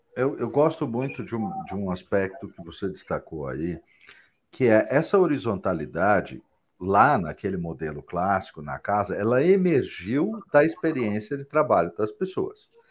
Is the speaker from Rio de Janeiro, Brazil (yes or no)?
no; São Paulo, Brazil; eu sou paulista, mas não sou paulistano